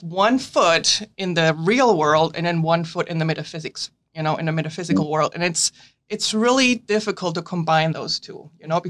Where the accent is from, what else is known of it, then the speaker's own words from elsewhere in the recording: Germany; now in United States; I was born and raised in Germany